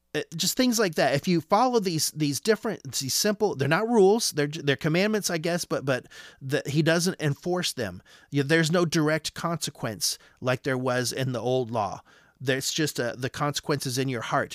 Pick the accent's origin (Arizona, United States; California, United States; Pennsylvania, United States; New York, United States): Arizona, United States; I'm from Arizona.